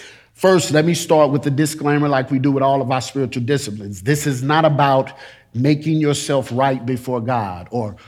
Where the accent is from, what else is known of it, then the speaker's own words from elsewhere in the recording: St. Louis, Missouri, United States; moved away; when I moved here, I realized that, man, I'm in a whole nother culture because I'm from St. Louis